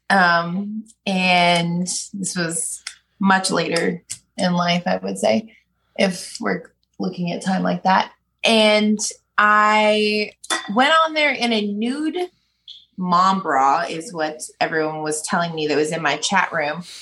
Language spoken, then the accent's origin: English; Philadelphia, Pennsylvania, United States; born there; also born or lived in Phoenix / Memphis / San Diego / Nashville; I was born in Philly, Philadelphia, Pennsylvania.